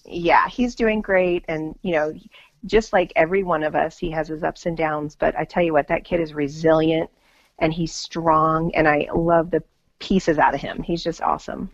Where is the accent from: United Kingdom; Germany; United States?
United States; as an American